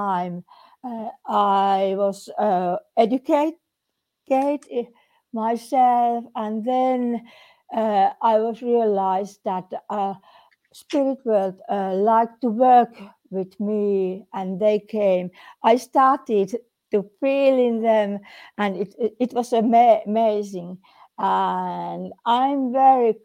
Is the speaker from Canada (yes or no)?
no; Finland; I came from Finland, and Finland is in Scandinavian little land, and we have here very nice summers